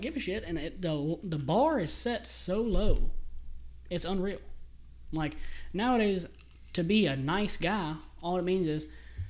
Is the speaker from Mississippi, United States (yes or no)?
yes; Mississippi, United States; do you realize growing up in Mississippi?